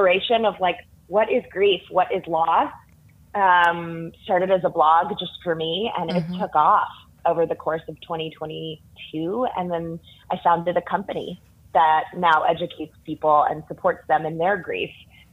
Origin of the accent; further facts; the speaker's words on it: Durham, North Carolina, United States; I'm from exotic Durham, born and raised